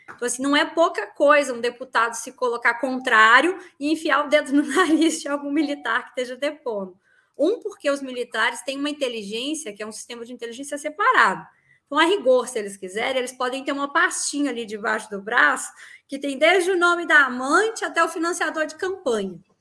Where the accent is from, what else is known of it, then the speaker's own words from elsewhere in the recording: Minas Gerais, Brazil; eu sou mineira